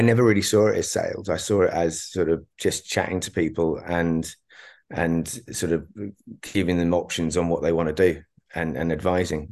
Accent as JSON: {"language": "English", "town": "Berkhamsted", "region": "East of England", "country": "United Kingdom", "tie": "born or raised there", "also_born_or_lived": "Dubai / London", "moved": "as an adult", "said": "I was left in my hometown of, o-, of, of Berkhamsted"}